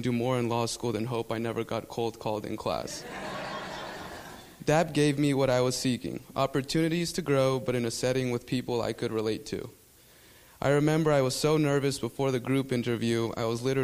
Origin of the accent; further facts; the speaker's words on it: South Florida, United States; first language Spanish; English is a second language; I grew up in South Florida as the only child to Guatemalan immigrants